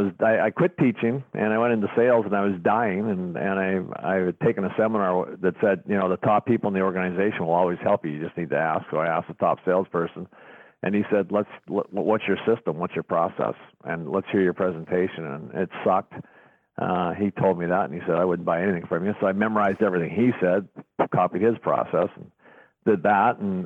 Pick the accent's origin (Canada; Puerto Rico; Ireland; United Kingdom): Canada; I was I was from Canada